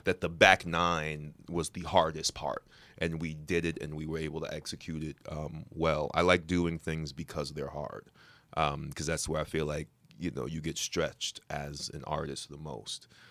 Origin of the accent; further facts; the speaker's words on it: New York, United States; I'm a New Yorker